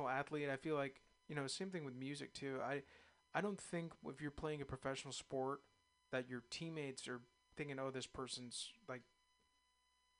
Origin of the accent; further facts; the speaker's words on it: East Bay, California, United States; I was born in the East Bay, and I grew up a huge A's fan and a Niners fan